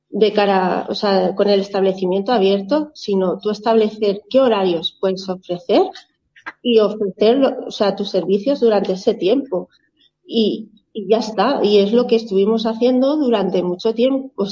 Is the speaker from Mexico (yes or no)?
no; Zaragoza, Aragon, Spain; now in Bielsa, Spain; mi, marido y yo somos eh, una pareja que vinimos de Zaragoza con nuestros tres pequeños, fuimos a parar a Bielsa